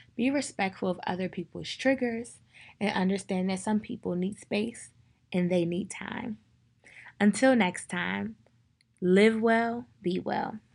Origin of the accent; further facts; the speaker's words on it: Prince George's County, Maryland, United States; I'm from Prince George's County, Maryland.